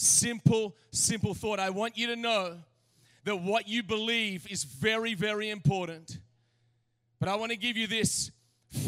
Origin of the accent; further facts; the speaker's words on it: Australia; now in United States; I was born in Australia.